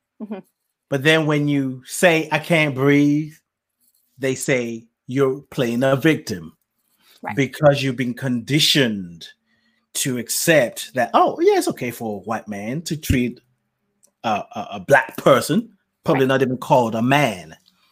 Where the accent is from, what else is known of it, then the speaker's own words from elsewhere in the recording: Nigeria; What? When I was growing up in Nigeria, I knew I couldn't say those kind of words to my parents. Mm-hmm.